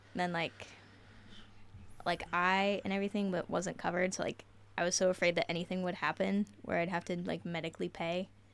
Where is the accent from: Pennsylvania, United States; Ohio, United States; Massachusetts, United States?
Ohio, United States; Marietta; moved away; I am from Marietta, Ohio